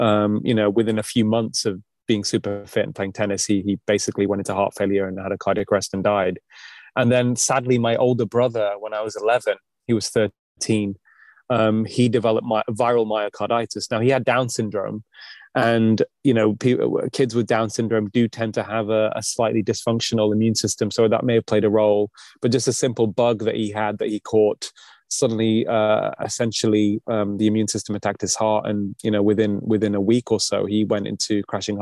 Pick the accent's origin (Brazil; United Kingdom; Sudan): United Kingdom; Manchester, North West England; also born or lived in Delhi, India / Edinburgh, Scotland; I grew up in a place called Manchester